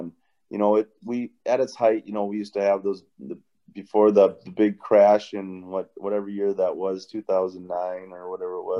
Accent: Rochester, Minnesota, United States; the Rochester Post Bulletin. And we only had three channels back then, back in my hometown.

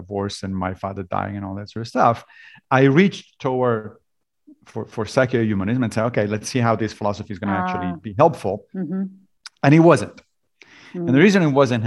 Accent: Rome, Lazio, Italy; moved away as an adult; also born or lived in Liberia / Connecticut / Tennessee; now in United States; I grew up in Italy, in Rome, and therefore, obviously, I was a Catholic

